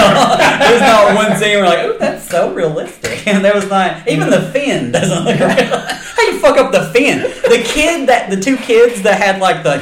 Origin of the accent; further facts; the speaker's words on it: the South, United States; I'm from the South.